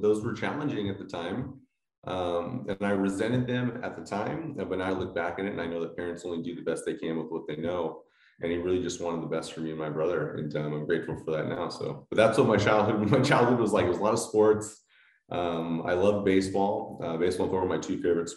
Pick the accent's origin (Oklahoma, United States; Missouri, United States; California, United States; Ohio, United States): California, United States; Palmdale; I grew up here in Southern California in a small town called Palmdale.